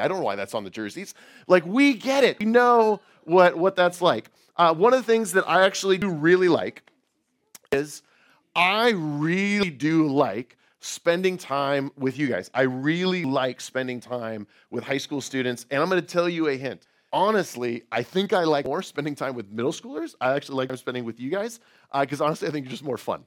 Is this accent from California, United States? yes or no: yes; outside of San Francisco, California, United States; moved away; I grew up right outside of San Francisco.